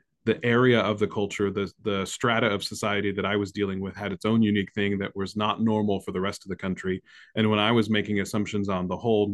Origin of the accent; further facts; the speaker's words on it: United States; we're American